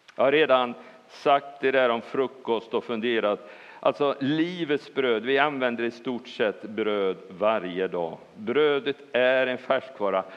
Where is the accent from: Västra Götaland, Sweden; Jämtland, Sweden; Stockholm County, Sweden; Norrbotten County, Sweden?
Västra Götaland, Sweden; Bohuslän; jag är bohuslänning